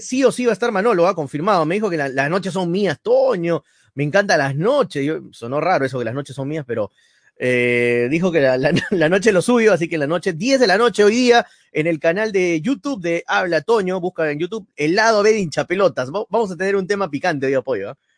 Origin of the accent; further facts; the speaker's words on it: Peru; somos peruanos